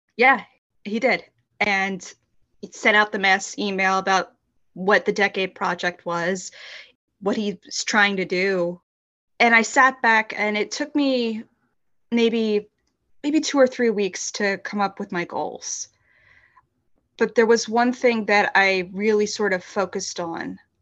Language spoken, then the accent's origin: English; Philadelphia, Pennsylvania, United States; I grew up in Philadelphia, Pennsylvania, but I now live outside of the city